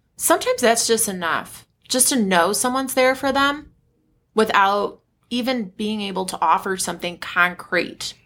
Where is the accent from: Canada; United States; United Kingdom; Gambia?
United States; I'm American